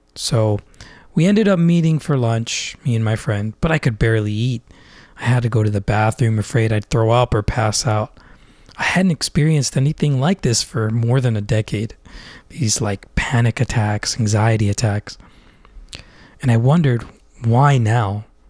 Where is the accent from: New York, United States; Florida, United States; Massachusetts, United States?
Florida, United States; Orlando; now in Philadelphia, United States; warm and sunny Orlando, Florida, where I spent most of my life growing up